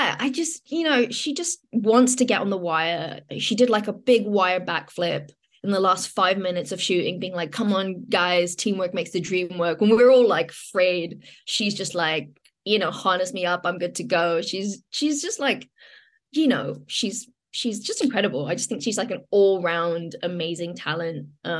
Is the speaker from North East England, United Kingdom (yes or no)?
no; London, United Kingdom; the kind of London I grew up on, you know, grew up in, like Shepherd's Bush Market